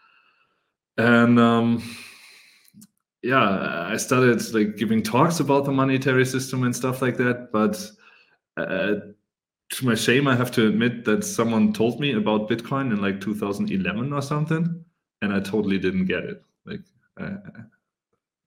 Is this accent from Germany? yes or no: yes; Germany; I'm from Germany